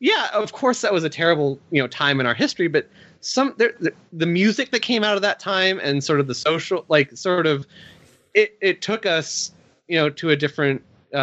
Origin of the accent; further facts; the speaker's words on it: Australia; Speaking of political cartoon stereotypes, Monterey Jack, I was always offended by as an Australian.